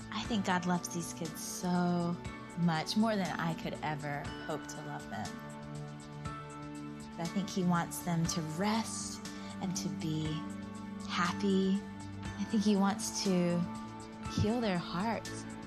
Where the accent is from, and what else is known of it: Georgia, United States; born or raised there